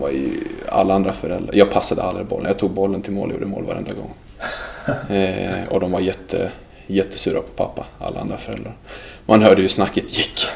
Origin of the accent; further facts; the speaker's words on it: Sweden; also born or lived in Dalarna; jag är född i Sverige